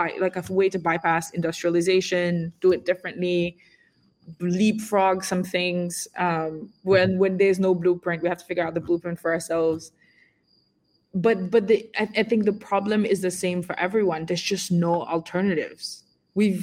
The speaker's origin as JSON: {"language": "English", "country": "Senegal", "tie": "born or raised there", "moved": "yes", "said": "I was born and raised in Senegal"}